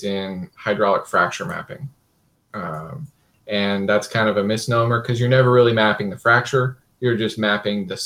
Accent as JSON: {"language": "English", "region": "Kansas", "country": "United States", "tie": "born or raised there", "said": "I grew up in Kansas"}